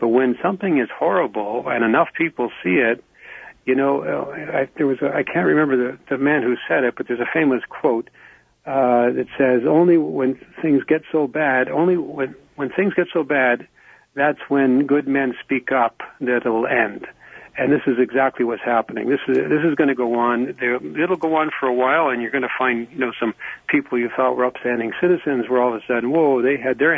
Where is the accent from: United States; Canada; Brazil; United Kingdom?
Canada; I'm a Canadian, so when I talk about American politics, I always remind my friends that I'm a Canadian.